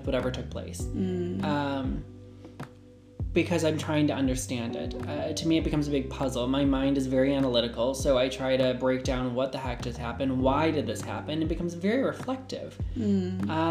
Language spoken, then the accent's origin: English; United States; also born or lived in Japan / India; I grew up in the United States